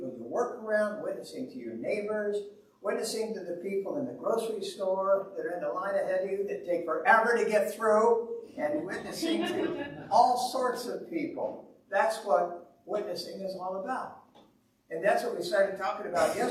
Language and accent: English; Owosso, Michigan, United States; We're from Owosso, which is a town of about 14,000 people